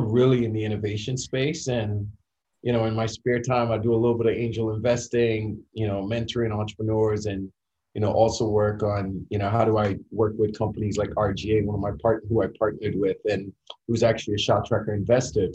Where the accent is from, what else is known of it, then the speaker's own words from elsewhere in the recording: Trinidad & Tobago; moved away as an adult; now in United States; growing up in Trinidad